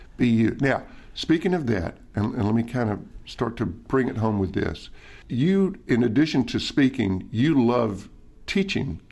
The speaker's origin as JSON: {"language": "English", "town": "Nashville", "region": "Tennessee", "country": "United States", "tie": "born or raised there", "said": "my hometown, Nashville, Tennessee"}